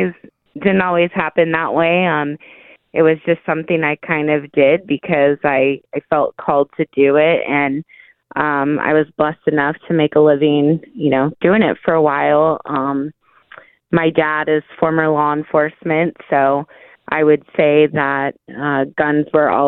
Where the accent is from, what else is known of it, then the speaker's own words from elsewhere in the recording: Perris, California, United States; So I grew up there, worked in Riverside